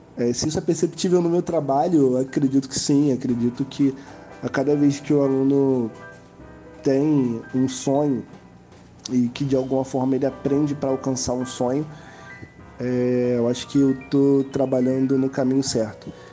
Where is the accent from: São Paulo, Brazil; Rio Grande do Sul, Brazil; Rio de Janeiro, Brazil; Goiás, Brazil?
Rio de Janeiro, Brazil; sou do Rio de Janeiro